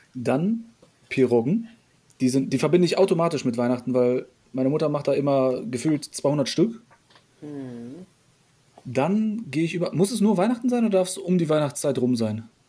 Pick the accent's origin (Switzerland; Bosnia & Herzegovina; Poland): Poland; moved away; Wir haben polnische Wurzeln. Ich bin ja noch selber in Polen geboren.